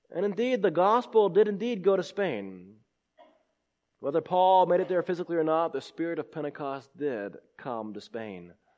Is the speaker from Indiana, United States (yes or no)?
no; California, United States; now in Clemson, United States; I was born in California